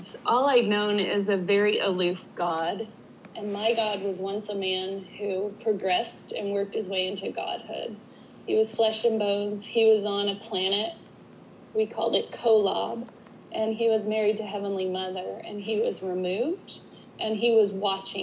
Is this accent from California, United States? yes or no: no; Utah, United States; I grew up in Utah in the 80s